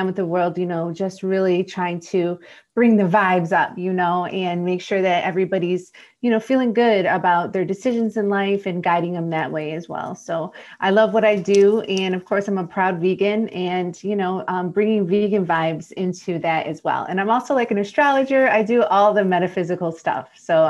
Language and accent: English; Detroit, Michigan, United States; I'm from Detroit, Michigan.